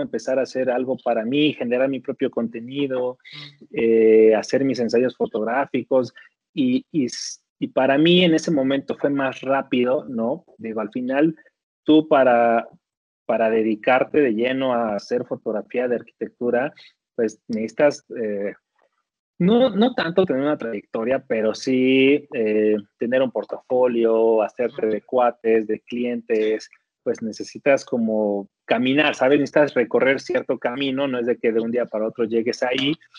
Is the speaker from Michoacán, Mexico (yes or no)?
no; Ecatepec de Morelos, State of Mexico, Mexico; moved away; Ciudad Azteca es la colonia donde nací, donde mis papás se conocieron